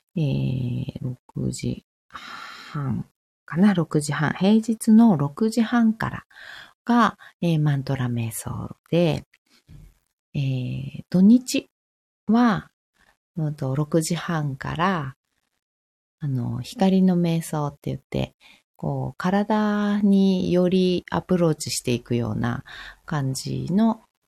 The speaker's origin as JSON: {"language": "Japanese", "region": "Fukushima", "country": "Japan", "said": "私、福島なんですけど"}